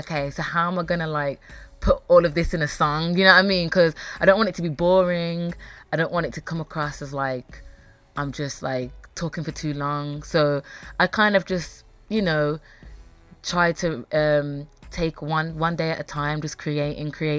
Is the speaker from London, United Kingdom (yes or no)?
no; Birmingham, West Midlands, United Kingdom; also born or lived in United States; I'm from Birmingham. I've lived here pretty much my whole life.